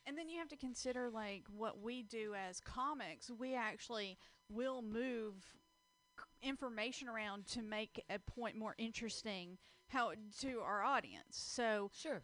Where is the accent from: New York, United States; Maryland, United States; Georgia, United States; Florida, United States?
Georgia, United States; Rome; I'm from Rome, Georgia